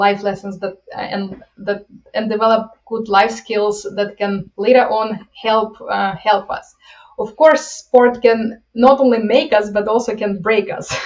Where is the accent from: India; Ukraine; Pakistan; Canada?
Ukraine; moved away as an adult; now in United States; I'm coming from Ukraine, and I always, as I came to the United States